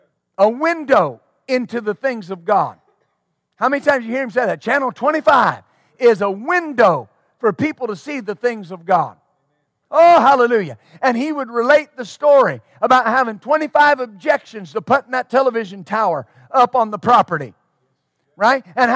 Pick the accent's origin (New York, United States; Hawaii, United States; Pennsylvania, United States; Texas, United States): Texas, United States; Texline; The town I was raised in West Texas was Texline, Texas. Population 387.